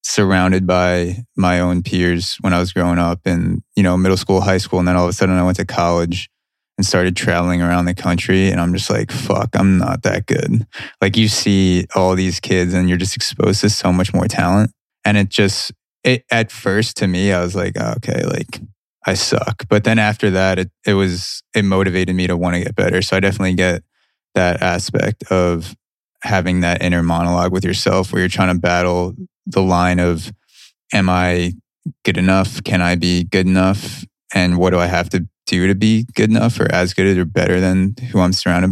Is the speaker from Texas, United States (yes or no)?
no; Plainview, New York, United States; I'm from Long Island and lived in Plainview my whole life, which is about 45 minutes east of here